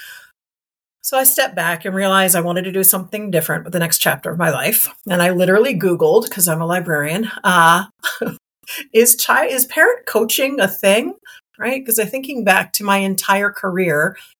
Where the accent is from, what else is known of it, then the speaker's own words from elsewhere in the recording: Montgomery County, Maryland, United States; also born or lived in Wilmington, Delaware; I moved back to Montgomery County, Maryland, which was my hometown